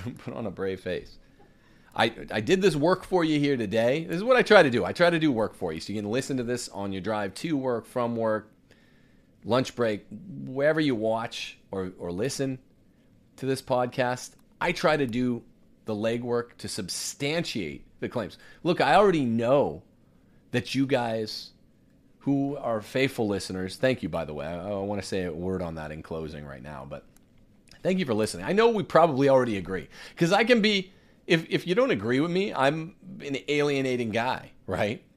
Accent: Bakersfield, California, United States; I'm from Bakersfield

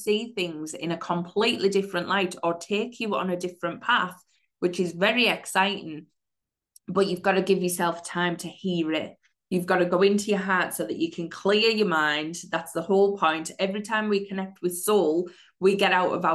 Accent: United Kingdom; I'm a mindset and manifesting coach from the UK

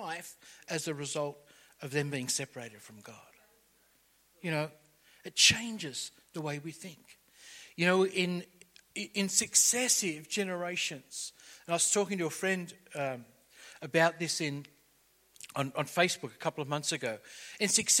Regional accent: Liverpool, New South Wales, Australia; We grew up around the Liverpool area and it was the electorate of Gough Whitlam

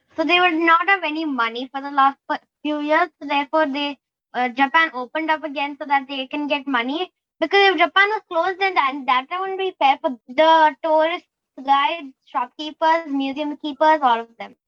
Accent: Singapore; I'm from Singapore and I am 9 years old.

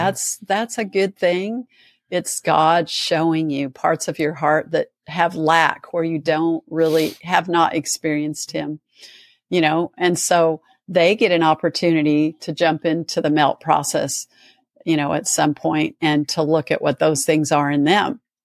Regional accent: Nebraska, United States; moved away; when I grew up in Nebraska

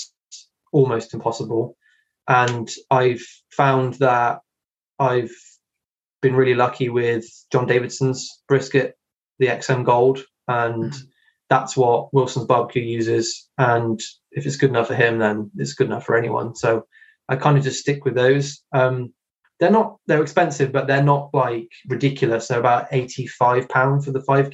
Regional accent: Hereford, West Midlands, United Kingdom; I'm in Herefordshire, and I was born in Hereford. I still live very close to it

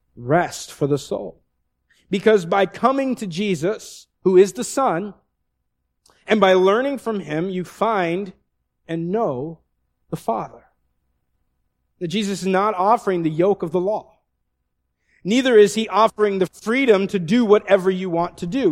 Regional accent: the Northwest, Pacific Northwest, United States; moved away; I looked like I'm exactly from the Northwest

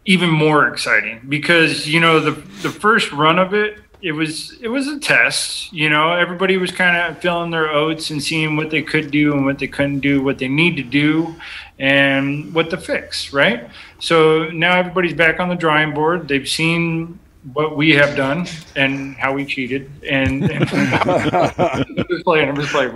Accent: California, United States; moved away as an adult; now in Viola, Wisconsin, United States; I was born and raised in California

